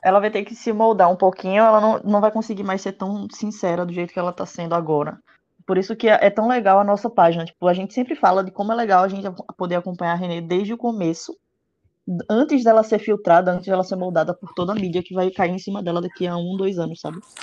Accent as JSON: {"language": "Portuguese", "region": "Pernambuco", "country": "Brazil", "said": "eu sou de Pernambuco"}